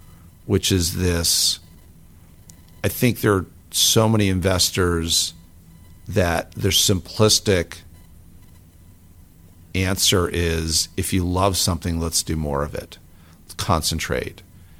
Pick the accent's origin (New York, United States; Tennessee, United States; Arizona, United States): New York, United States; New York area, United States; moved away; I grew up in the New York area